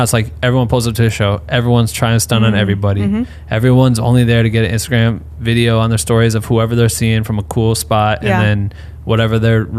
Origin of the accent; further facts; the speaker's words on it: Iowa, United States; I'm from Iowa